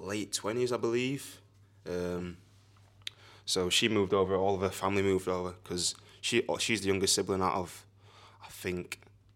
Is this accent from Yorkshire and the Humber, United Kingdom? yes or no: yes; Sheffield, Yorkshire and the Humber, United Kingdom; now in Wigan, United Kingdom; I was born in Sheffield.